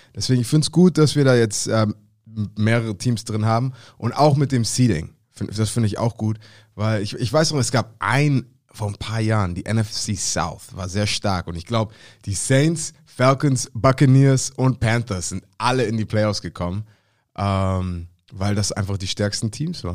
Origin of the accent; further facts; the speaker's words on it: Hamburg, Germany; Als Hamburger